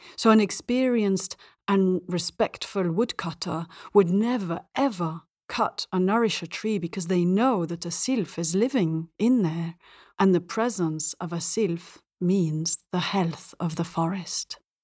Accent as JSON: {"language": "English", "country": "Belgium", "tie": "born or raised there", "also_born_or_lived": "England / India / north of Africa", "moved": "yes", "lives_now": "Spain", "said": "I grew up in Belgium, speaking French at school and English with my mum"}